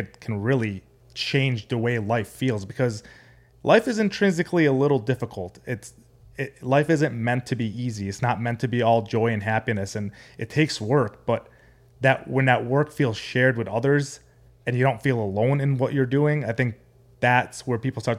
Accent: Amman, Amman Governorate, Jordan; also born or lived in San Diego, California; So I'm Arabic. I was born in San Diego, California. But when I was 4 years old, I moved to the Middle East, Amman, Jordan, because that's where my mom's side of the family lives.

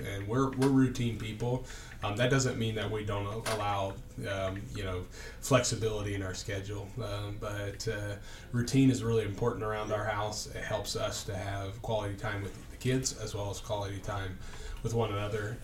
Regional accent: Indianapolis, Indiana, United States; also born or lived in Knoxville, Tennessee; I grew up in Indianapolis, Indiana, uh, west side

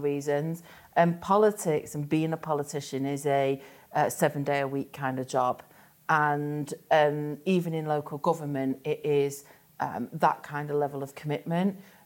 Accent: Stockport, North West England, United Kingdom; also from Bridgell, me

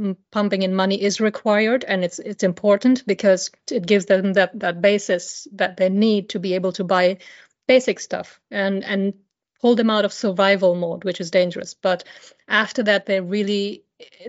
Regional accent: India; moved away; I grew up in India

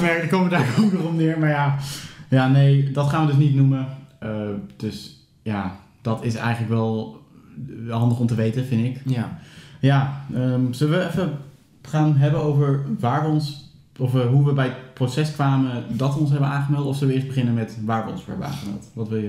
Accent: Steenderen, Gelderland, Netherlands; ik eh, kom uit Steenderen

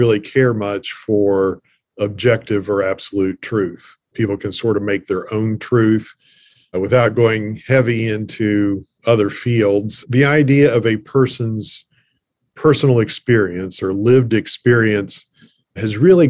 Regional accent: Appalachia, United States; being an Appalachian

